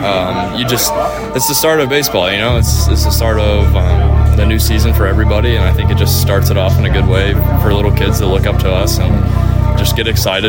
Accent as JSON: {"language": "English", "town": "Cedar Rapids", "region": "Iowa", "country": "United States", "tie": "born or raised there", "said": "Their low A team was in my hometown of Cedar Rapids"}